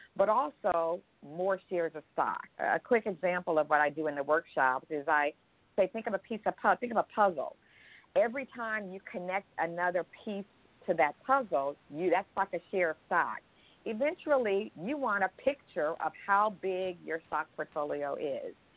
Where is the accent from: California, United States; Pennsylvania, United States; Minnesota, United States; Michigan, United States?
California, United States; Berkeley; moved away; I grew up in Berkeley, California, with a mom and dad and siblings in a modest household.